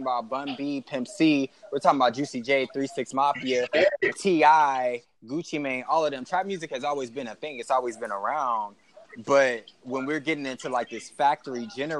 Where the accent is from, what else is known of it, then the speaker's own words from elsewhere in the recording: Texas, United States; I'm from Texas